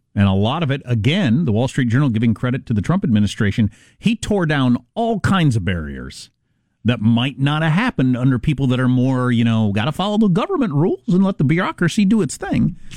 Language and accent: English; Kansas, United States; in Kansas, my home state